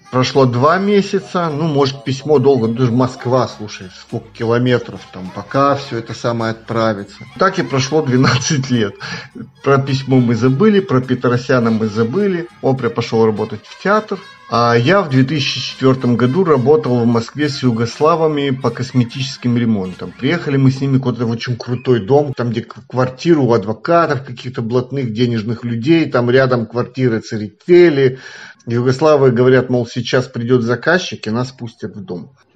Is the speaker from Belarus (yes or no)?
no; Moldova; я из Молдавии.